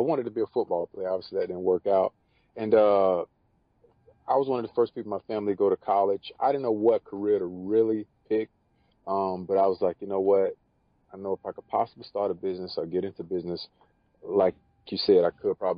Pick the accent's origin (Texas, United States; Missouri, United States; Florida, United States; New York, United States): Florida, United States; also born or lived in Bartow, Florida / Winter Haven, Florida / Haines City, Florida / Clearwater, Florida; I was born in the Polk County area. It's very country. Most people in the world never heard of it. Bartow, Florida. I grew up my younger years in a place called Winter Haven / Haines City, Florida.